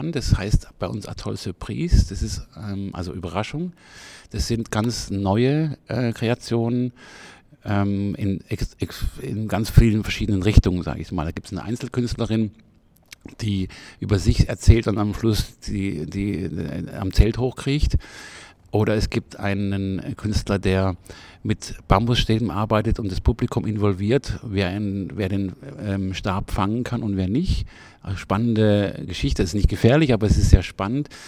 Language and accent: German; Freiburg, Baden-Württemberg, Germany; ich komme selber aus Freiburg